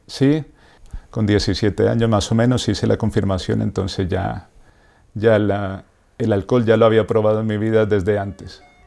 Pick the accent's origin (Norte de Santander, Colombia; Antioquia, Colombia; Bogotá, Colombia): Bogotá, Colombia; moved away; Yo soy de Bogotá, Colombia